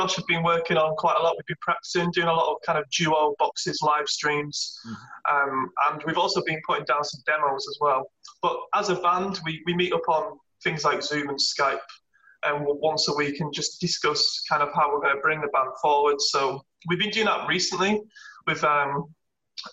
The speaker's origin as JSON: {"language": "English", "area": "Lake District", "region": "North West England", "country": "United Kingdom", "moved": "yes", "lives_now": "Manchester, United Kingdom", "said": "we both reside in Manchester at the moment, but I'm from the Lake District, which is right at the top of England."}